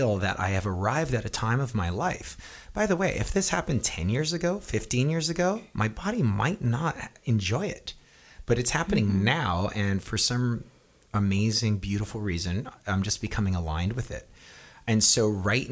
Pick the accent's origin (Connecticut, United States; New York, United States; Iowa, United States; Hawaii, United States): Hawaii, United States; moved away; growing up in Hawaii